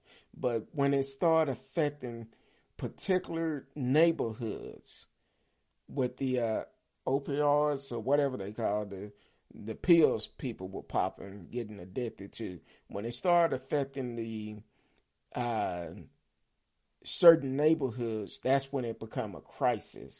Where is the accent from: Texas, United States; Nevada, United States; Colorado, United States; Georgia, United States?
Texas, United States; Dallas; I grew up in Oak Cliff, Pleasant Grove, East Dallas, and hung out in South Dallas.